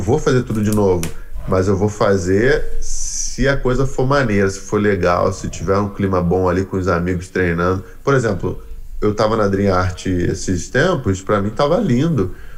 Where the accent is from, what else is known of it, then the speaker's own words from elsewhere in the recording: Brazil; moved away as an adult; now in United States; eu saí do Brasil para aprender jiu-jitsu com um americano